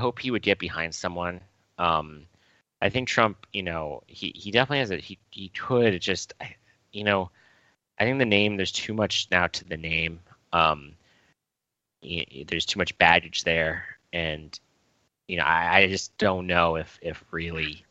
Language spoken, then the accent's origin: English; New York, United States; I grew up in New York.